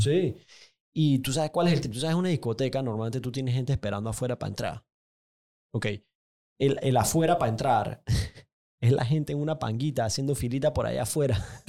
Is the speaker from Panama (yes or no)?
yes; Panama City, Panama; yo crecí en Paitilla, diagonal a mi casa